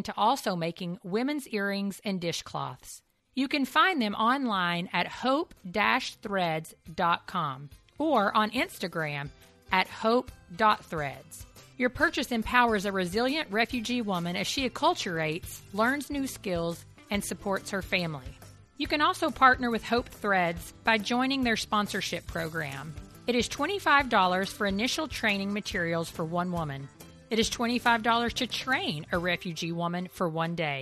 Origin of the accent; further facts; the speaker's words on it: Eastern Kentucky, United States; I grew up in Eastern Kentucky